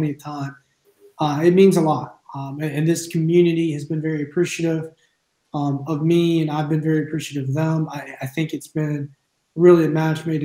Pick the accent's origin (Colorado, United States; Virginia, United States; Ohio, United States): Virginia, United States; Altavista; I started coaching at Alta Vista High School. That's also where I played and where I live at now. Graduated there from 2005